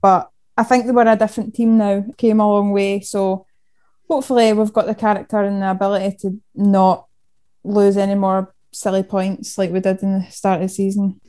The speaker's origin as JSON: {"language": "English", "town": "Denny", "region": "Scotland", "country": "United Kingdom", "said": "Originally, I'm from Denny, which is just between Falkirk and Stirling, just a wee town in there."}